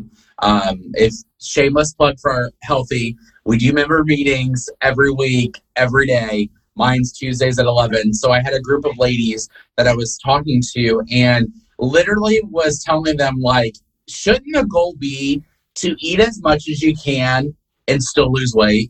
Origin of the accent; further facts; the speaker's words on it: the North, United States; moved away; They're us Northerners. I'm originally from the North.